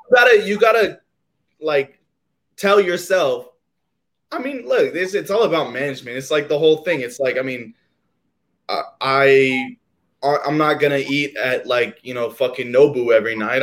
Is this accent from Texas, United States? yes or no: yes; Austin, Texas, United States; Growing up in Austin